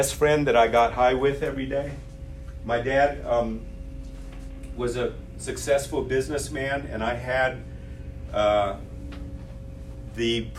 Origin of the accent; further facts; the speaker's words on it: Illinois, United States; I grew up in Illinois